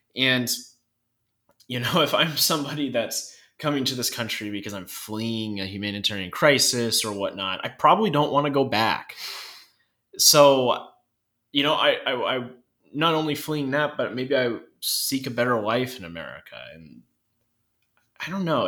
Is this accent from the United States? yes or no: yes; North Idaho, United States; me growing up in North Idaho